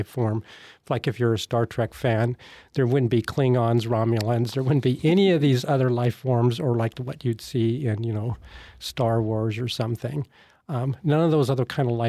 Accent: Washington, United States; I grew up in Washington State

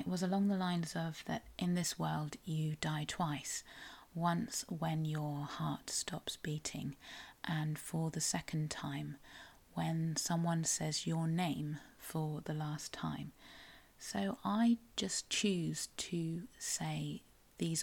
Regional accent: South West England, United Kingdom; I am a Cornish writer

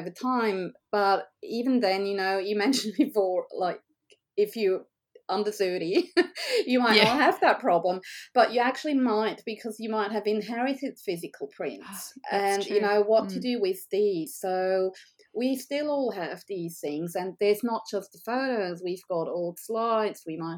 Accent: Switzerland; moved away as an adult; now in Australia; as you can hear from my accent, I'm not Australian by birth. So we moved over from Switzerland in 2007

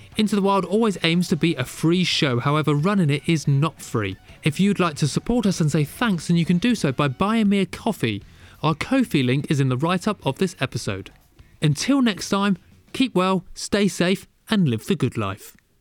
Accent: London, United Kingdom; I'm from London

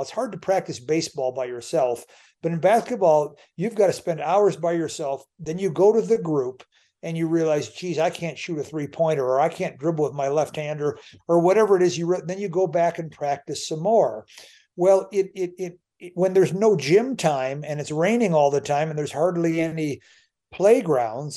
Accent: United States; I'm an American

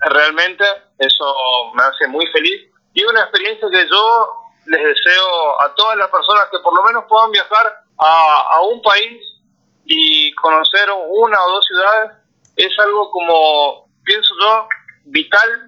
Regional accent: Resistencia, Chaco, Argentina; moved away as an adult; yo soy del norte de Argentina, Resistencia Chaco es la parte

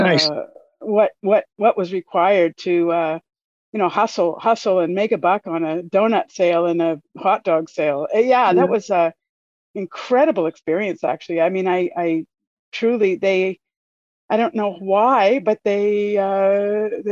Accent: Dartmouth, Nova Scotia, Canada; moved away; born in Dartmouth and am thrilled to be resident back here

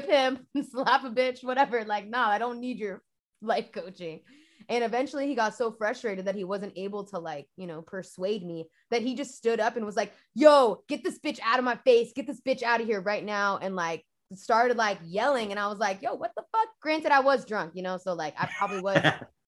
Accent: Half Moon Bay, California, United States; I'm from Half Moon Bay

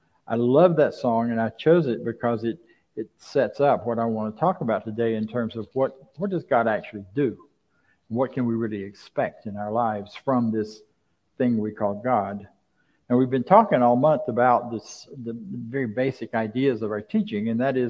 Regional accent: Florida, United States; I grew up in Florida. I grew up along the Suwannee River, about 9 miles from the Suwannee River and about 12 miles from the Steinhatchee River.

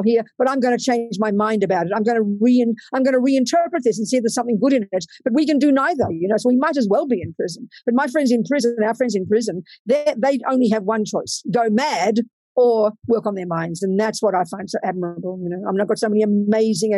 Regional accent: Australia; moved away as an adult; also born or lived in California; I came to America, and I'm from Australia

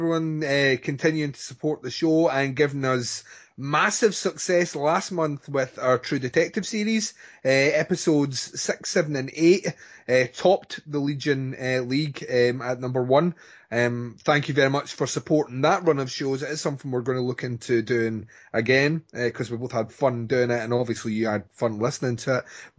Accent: Scotland, United Kingdom; Well, I'm Scottish, so we're on an even pegging.

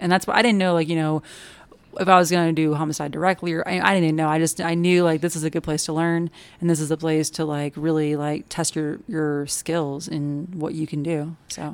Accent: Kansas City, Missouri, United States; moved away as an adult; I am from Kansas City, Missouri, so Midwesterner, born and raised, and moved down here after college

